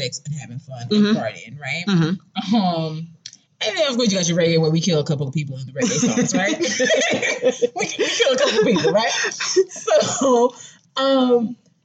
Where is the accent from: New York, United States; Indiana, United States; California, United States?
New York, United States; I remember growing up, you know, I'm from New York